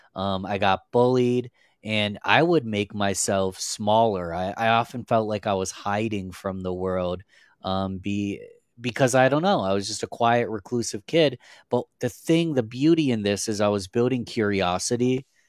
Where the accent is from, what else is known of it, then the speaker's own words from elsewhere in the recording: Rochester, New York, United States; I'm from a little city called Rochester, New York. It's in upstate New York in the United States. We're quite a whiles away from New York City, so I'm not a big city guy, but, um, born and raised in New York my whole life